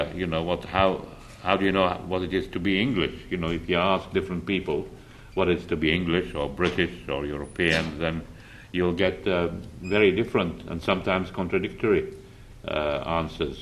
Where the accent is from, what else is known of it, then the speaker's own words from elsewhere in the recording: Iraq; moved away; I grew up in Iraq